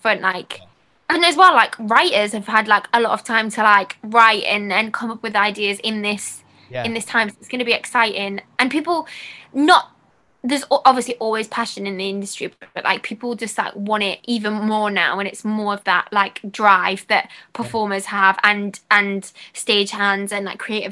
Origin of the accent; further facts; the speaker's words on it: Newcastle upon Tyne, North East England, United Kingdom; I'm from Newcastle